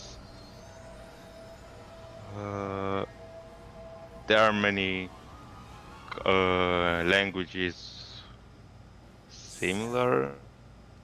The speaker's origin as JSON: {"language": "English", "country": "Romania", "second_language": "English", "said": "I'm from Romania, Eastern Europe"}